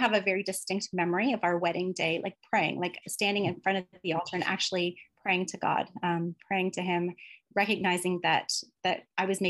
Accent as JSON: {"language": "English", "town": "London", "region": "Ontario", "country": "Canada", "tie": "born or raised there", "said": "I moved to London, Ontario when I was about 3 years old, and so I've lived there for most of my life."}